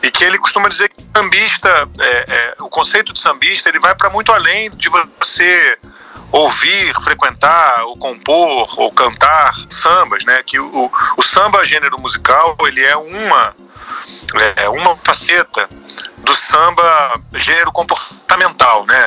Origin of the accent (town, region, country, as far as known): Brazil; also born or lived in Rio de Janeiro state